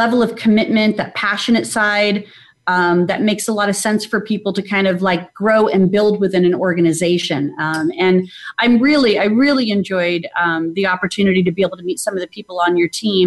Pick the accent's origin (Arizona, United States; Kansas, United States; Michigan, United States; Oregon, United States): Arizona, United States; Phoenix; moved away as an adult; now in Atlanta, United States; I grew up in Phoenix, Arizona, and I recently moved to Atlanta, Georgia.